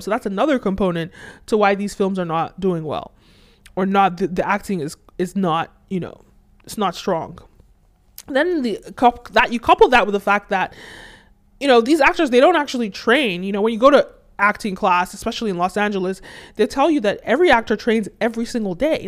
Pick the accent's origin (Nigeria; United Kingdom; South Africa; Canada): Nigeria; I'm originally from Nigeria